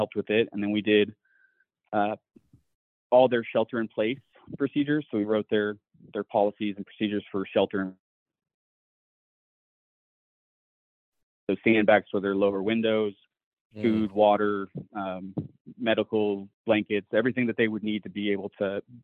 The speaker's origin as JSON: {"language": "English", "region": "Missouri", "country": "United States", "tie": "born or raised there", "moved": "as an adult", "said": "growing up in Missouri, my dad was a cop and a firearms instructor"}